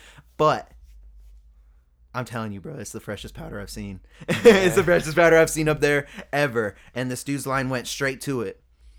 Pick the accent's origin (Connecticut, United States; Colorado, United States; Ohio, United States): Colorado, United States; Yeah. I'm from Colorado. I'm a rapper.